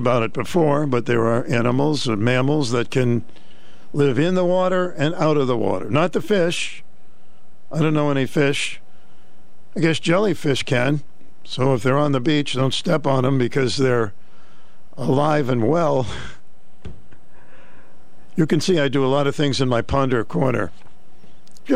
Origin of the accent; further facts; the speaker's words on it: Boston, Massachusetts, United States; now in Norwich, United States; I was a big Boston Celtic fan growing up in Boston